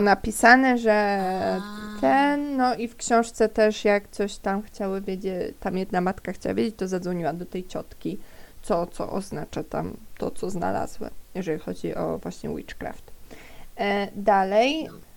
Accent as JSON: {"language": "Polish", "region": "Silesian Voivodeship", "country": "Poland", "said": "Z, z Górnego Śląska nie pochodzę, pochodzę ze Śląska."}